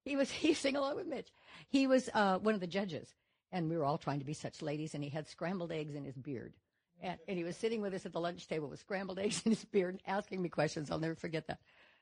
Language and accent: English; Reno, Nevada, United States; moved away as an adult; also born or lived in Columbia, Missouri / Seattle, Washington; Born and raised in Reno.